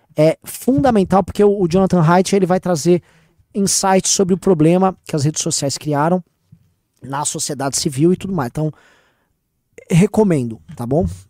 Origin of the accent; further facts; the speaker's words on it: São Paulo, Brazil; eu sou paulista